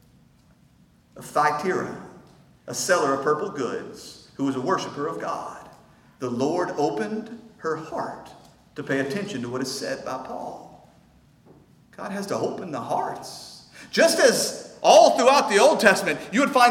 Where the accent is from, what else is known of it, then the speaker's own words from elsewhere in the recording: North Shore, Texas, United States; We're close enough to my hometown that some of you know people from North Shore